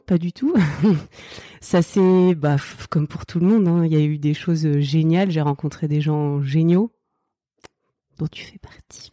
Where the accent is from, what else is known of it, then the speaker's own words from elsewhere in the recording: Oise, near Chantilly, Hauts-de-France, France; also born or lived in Seine-Saint-Denis; now in Île-aux-Moines, France; j'ai grandi dans l'Oise, euh, pas très loin de Chantilly je suis née dans le 93 euh, à la base.